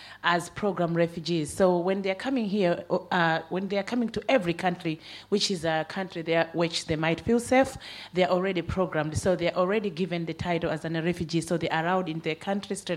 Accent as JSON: {"language": "English", "country": "Malawi", "moved": "as an adult", "lives_now": "Ireland", "said": "So I moved over here almost a decade ago to seek political asylum. So I'm coming from Malawi"}